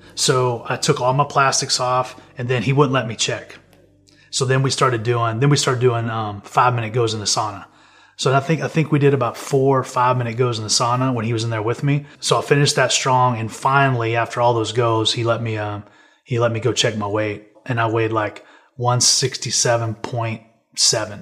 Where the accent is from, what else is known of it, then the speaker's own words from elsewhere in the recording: Amarillo, Texas, United States; I'm from Amarillo, Texas